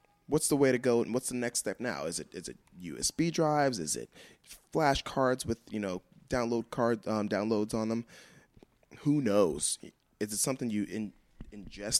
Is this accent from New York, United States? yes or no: yes; New York City, New York, United States; moved away as an adult; Growing up in New York City and playing music in New York City